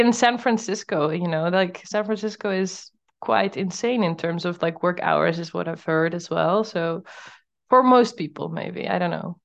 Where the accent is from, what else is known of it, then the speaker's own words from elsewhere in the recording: Netherlands; moved away as an adult; now in Portugal; I'm from the Netherlands